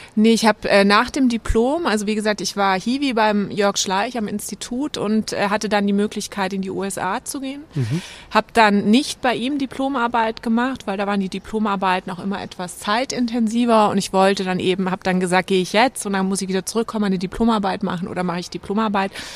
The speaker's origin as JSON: {"language": "German", "town": "Böblingen", "region": "Baden-Württemberg", "country": "Germany", "tie": "born or raised there", "also_born_or_lived": "Giessen", "said": "ich bin aufgewachsen bei Stuttgart in Böblingen, also 20 Kilometer von Stuttgart entfernt"}